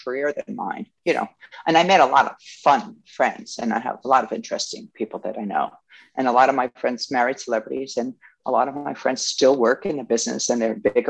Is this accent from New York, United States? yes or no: yes; Yonkers, New York, United States; also born or lived in Westchester, New York; Yonkers, New York. I was born and raised there and then, you know, upper Westchester.